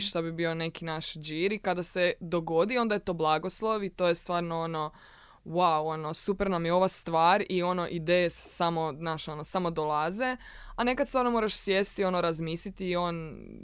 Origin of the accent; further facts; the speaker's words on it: Rijeka, Primorje-Gorski Kotar County, Croatia; moved away as an adult; now in Zagreb, Croatia; Da, ja sam iz Rijeke. I uglavnom kad sam se doselila u Zagreb, 2016.